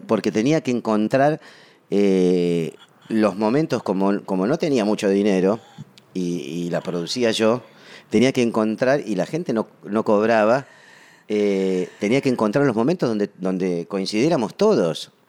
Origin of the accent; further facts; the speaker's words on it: Patagonia, Argentina; also born or lived in Buenos Aires; Nací en Buenos Aires, eh, pero de muy chiquito me fui a vivir a la Patagonia